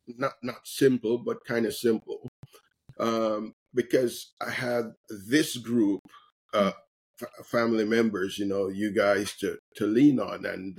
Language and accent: English; Jamaica; for me, growing up in Jamaica